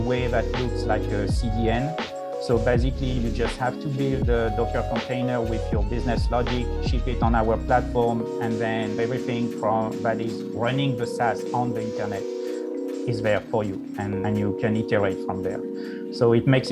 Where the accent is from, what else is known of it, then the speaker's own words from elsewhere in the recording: France; now in United States; I was born in France, and then I moved to the United States